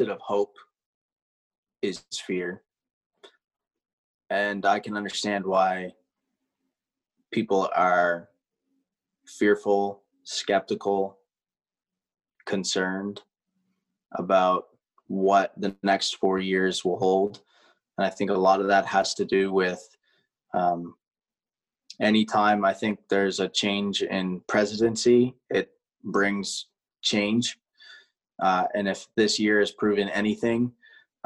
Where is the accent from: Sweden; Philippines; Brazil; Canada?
Canada; now in United States; as a Canadian living in the U.S.